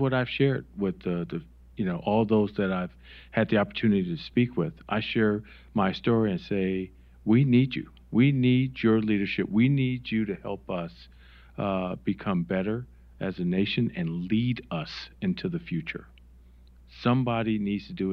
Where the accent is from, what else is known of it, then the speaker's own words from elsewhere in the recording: Wisconsin, United States; moved away; I'm from Wisconsin